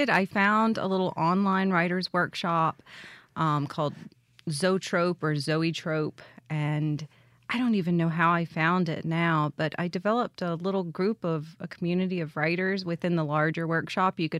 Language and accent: English; Jackson, Mississippi, United States; I am. I'm from Jackson, and um, I went to Mississippi State for my undergrad and really have spent just a lot of time in different parts of the state.